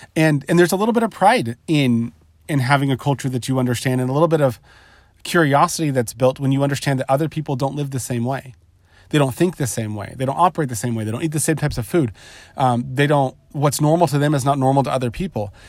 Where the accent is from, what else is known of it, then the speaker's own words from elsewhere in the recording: Southern California, United States; I grew up in Southern California. I live in Southern California currently